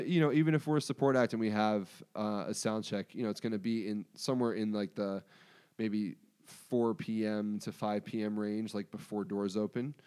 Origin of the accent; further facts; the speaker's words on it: Pikesville, Maryland, United States; I'm from Pikesville